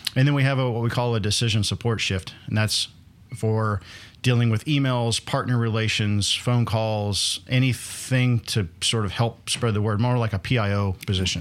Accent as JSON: {"language": "English", "region": "Northwest Pennsylvania", "country": "United States", "tie": "born or raised there", "moved": "yes", "said": "I grew up in Pennsylvania"}